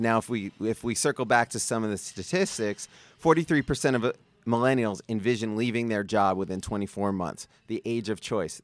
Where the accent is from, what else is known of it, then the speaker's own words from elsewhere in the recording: New York City, New York, United States; now in Las Vegas, United States; I'm from Brooklyn